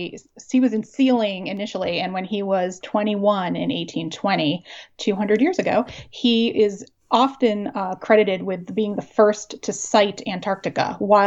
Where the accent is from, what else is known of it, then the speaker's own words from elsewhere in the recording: Amherst, Massachusetts, United States; also born or lived in Wilkes-Barre, Pennsylvania / Cape Cod, Massachusetts; now in Stonington, United States; I grew up in Amherst, Massachusetts.